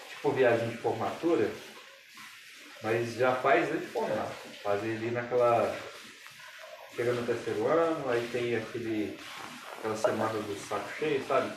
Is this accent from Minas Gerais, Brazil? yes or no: yes; Minas Gerais, Brazil; eu sou de Minas